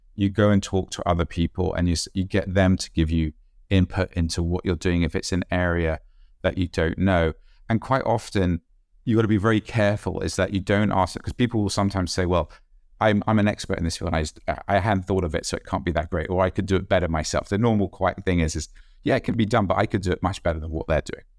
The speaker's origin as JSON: {"language": "English", "country": "United Kingdom", "said": "being British"}